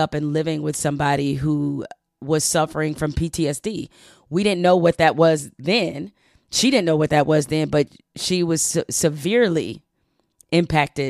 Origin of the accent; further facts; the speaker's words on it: Detroit, Michigan, United States; Black, impoverished, and growing up in Detroit